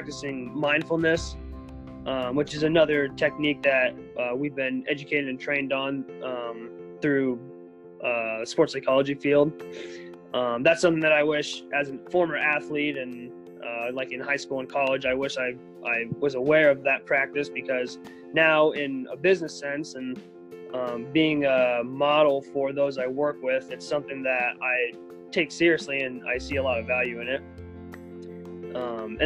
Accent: Southeast Iowa, United States; I grew up in Southeast Iowa, part of a kind of a rural family with my four siblings and my parents.

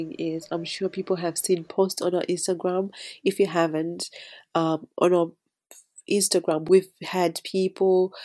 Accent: Scotland, United Kingdom; children of immigrants growing up in Scotland

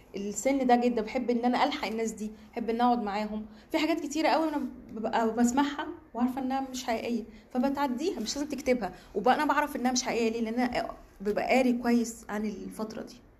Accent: Egypt; also born or lived in Cairo; انا صحفيه مصريه

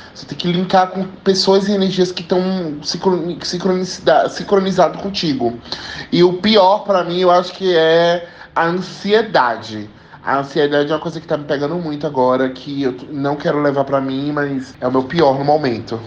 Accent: Salvador, Bahia, Brazil; Tenho 26 anos, sou de Salvador, nordestino

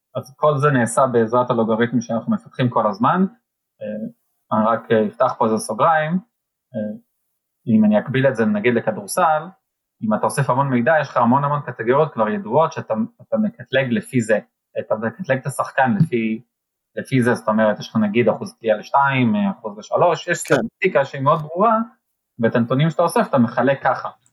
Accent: Israel; לנו בתור ישראלים

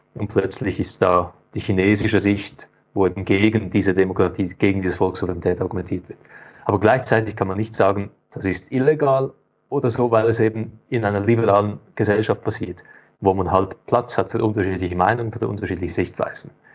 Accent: Switzerland; bei uns in der Schweiz

